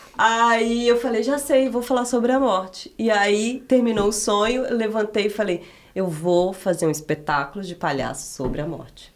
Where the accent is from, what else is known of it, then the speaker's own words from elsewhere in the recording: Minas Gerais, Brazil; moved away; also born or lived in Piedade de Ponte Nova; ter morado em Minas eu considero assim, ter nascido, crescido lá